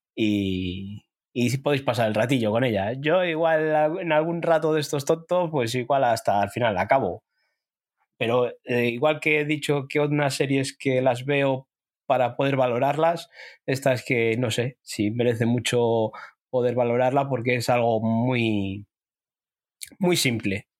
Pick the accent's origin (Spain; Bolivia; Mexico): Spain; a nosotros o a mí como español